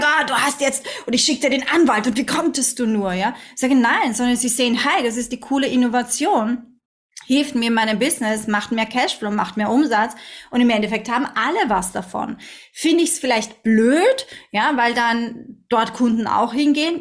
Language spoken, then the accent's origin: German; Austria; now in Dubai, United Arab Emirates; sagt man bei uns in Österreich